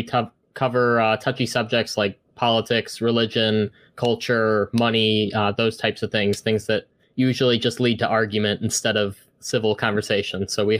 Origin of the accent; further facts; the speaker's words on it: Ohio, United States; now in Michigan, United States; So originally, I'm from Ohio. I'm in Michigan right now.